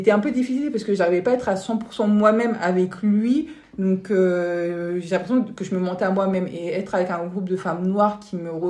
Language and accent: French; Paris, Île-de-France, France; now in Netherlands; nous de Paris